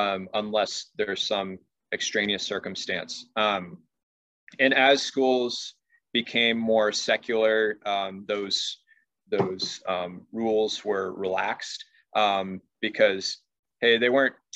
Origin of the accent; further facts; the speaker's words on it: West Coast, United States; And, you know, I'm from the West Coast. Catholic schools are present.